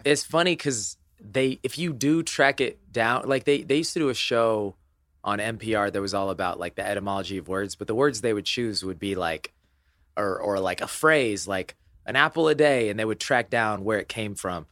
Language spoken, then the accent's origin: English; Indiana, United States; I was born in Indiana